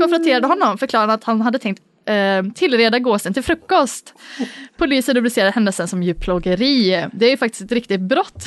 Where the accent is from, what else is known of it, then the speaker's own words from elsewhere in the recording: Dalarna County, Sweden; Jag är ju från, eh, Dalarna